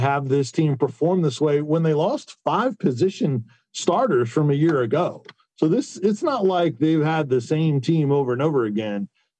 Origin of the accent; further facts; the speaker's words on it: Tampa, Florida, United States; Growing up in Tampa, just had a passion for it